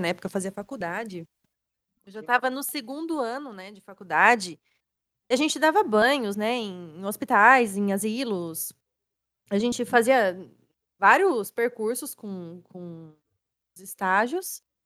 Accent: São Paulo, Brazil; eu sou de São Paulo

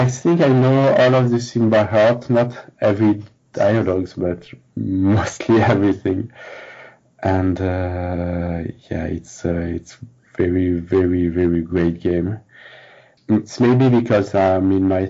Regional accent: France; also born or lived in Paris

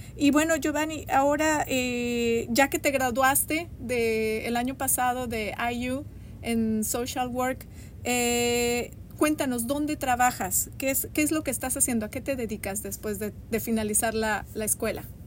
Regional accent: Mexico City, Mexico; moved away as an adult; now in Bloomington, United States; yo soy de la Ciudad de México

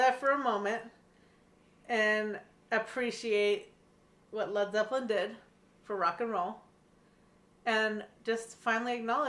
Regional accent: Pacific Northwest, United States; being both Gen Xers and also growing up in the Pacific Northwest, in the Great White Northwest over here, in a bubble, we grew up listening to classic rock.

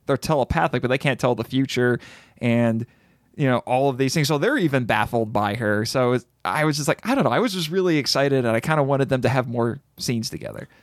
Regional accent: United States; I'm an American

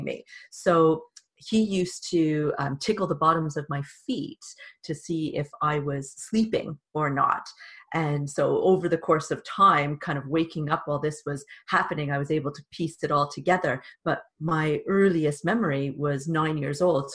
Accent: Canada; accent: Canadian; now in England; you could probably tell from my accent that I'm also Canadian

